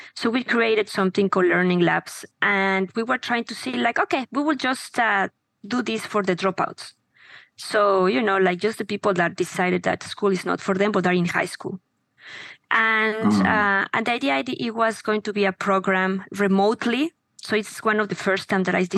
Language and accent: English; Mexico; moved away as an adult; now in United States; I am from Mexico. I was born there. I have been living in the US for the last 20 uh, something